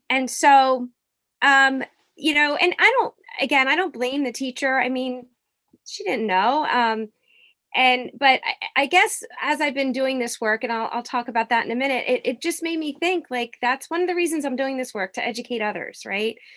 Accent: Norristown, Pennsylvania, United States; I grew up in, uh, it's called Norristown, Pennsylvania

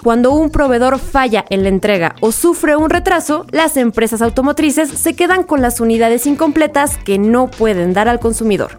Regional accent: Mexico

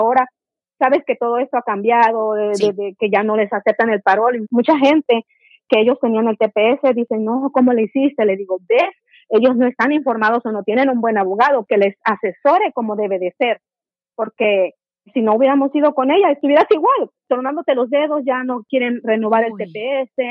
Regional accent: Ecuador; Soy de Ecuador y quisiera saber en qué fecha van las peticiones de ciudadanos

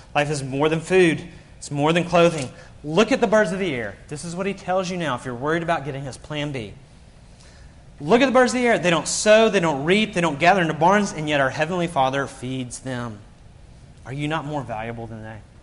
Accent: Birmingham, Alabama, United States; moved away as an adult; now in South Carolina, United States; I grew up in Birmingham. My whole support base is in Alabama

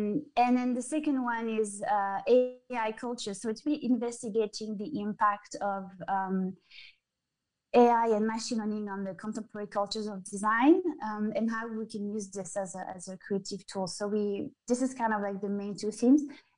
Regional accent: Geneva, Switzerland; And then I came back to Geneva because this is where I'm from. I mean, I'm from the French border, but mm-hmm. right at the border.

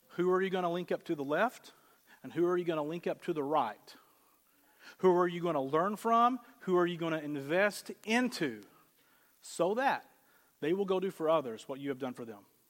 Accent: the South, United States; moved away; I grew up in the South

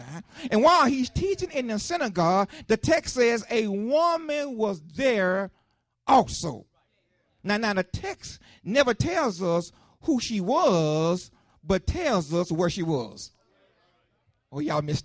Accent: Lakeland, United States; I was growing up in Lakeland, a young boy growing up in Lakeland, I grew up on 6th Street

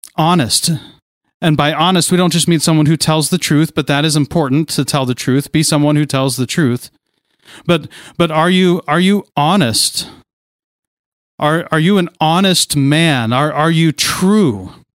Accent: near Kings Island, Ohio, United States; Growing up near Kings Island

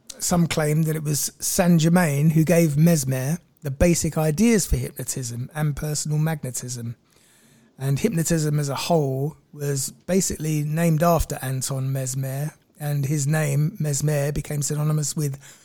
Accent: London, United Kingdom; I'm from London

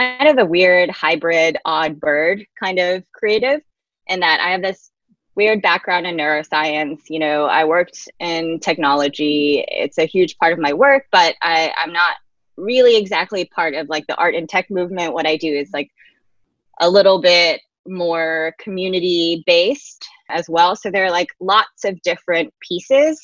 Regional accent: Atlanta, Georgia, United States; moved away; a nonprofit in Atlanta, my hometown

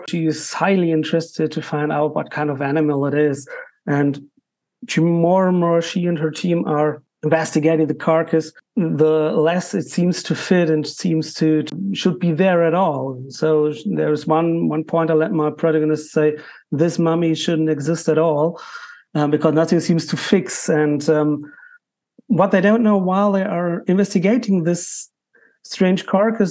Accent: Germany; English is a second language; I'm an author from Germany, for sure. So I'm a non-US author, but I write in English.

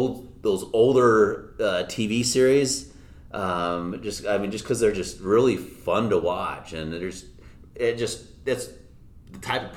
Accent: Utah, United States; One thing I'm proud of is I grew up here in Utah. I was born and raised in the same house. I never moved once in my life.

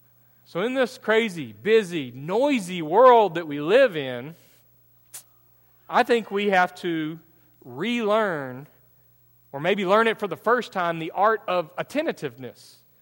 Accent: Texas, United States; I'm East Texan.

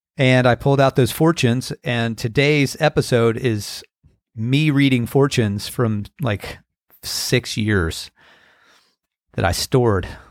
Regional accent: United States; moved away; also born or lived in California; growing up on the Chesapeake Bay

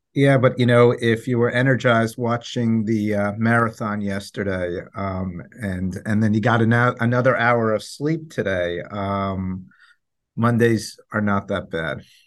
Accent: New York City, New York, United States; we're New Yorkers

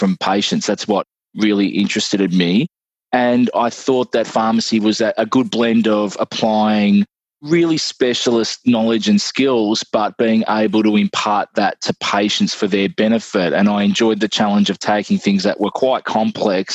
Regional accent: Irymple, Victoria, Australia; I grew up in a little town called Irimpul, which is just outside Mildura. It's on the border of Victoria, New South Wales.

